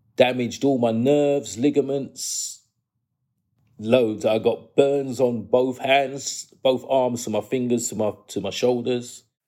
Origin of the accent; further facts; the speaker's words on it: London, United Kingdom; I grew up in New Cross, and they call the New Cross crew the ghetto posse